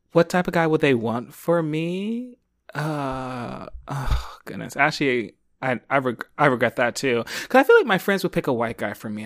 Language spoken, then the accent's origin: English; Philadelphia, Pennsylvania, United States; now in Los Angeles, United States; growing up in Philly.